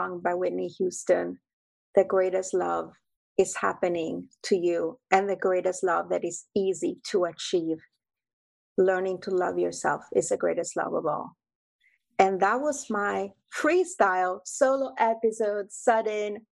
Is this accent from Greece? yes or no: yes; Greece; moved away; my mom, my family roots, my royal blood, growing up in Greece